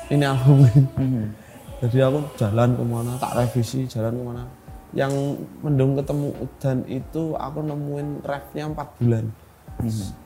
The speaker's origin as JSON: {"language": "Indonesian", "town": "Madiun", "region": "East Java", "country": "Indonesia", "tie": "born or raised there", "said": "Terus di Madiun. Di Madiun."}